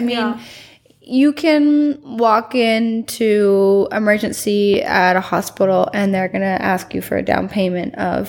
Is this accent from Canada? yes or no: yes; Canada; now in Puerto Vallarta, Mexico; I'm Canadian.